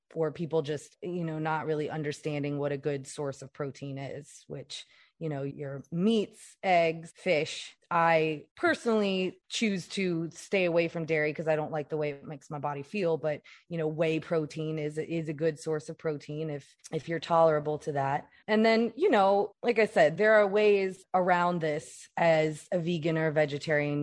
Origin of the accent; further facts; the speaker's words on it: Louisiana, United States; I'm from Louisiana